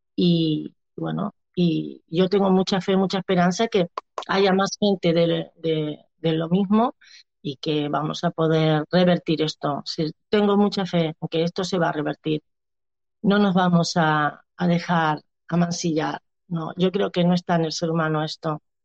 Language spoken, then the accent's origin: Spanish; Argentina; now in Barcelona, Spain; soy una argentina que hace 22 años que vivo en, Barcel en, España